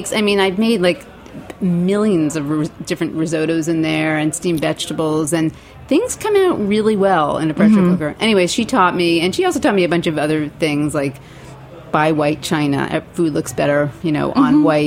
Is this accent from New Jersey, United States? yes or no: yes; New Jersey, United States; also born or lived in Brooklyn, New York; I grew up in New Jersey. My parents moved there when I was like 5 or 6.